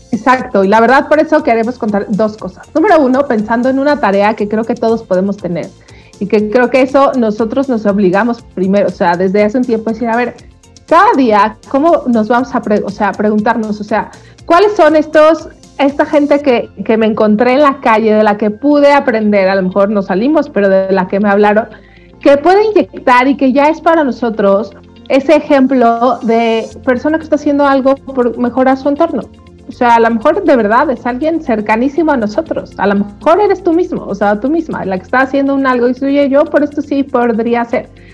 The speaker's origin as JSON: {"language": "Spanish", "country": "Mexico", "said": "cómo somos los mexicanos"}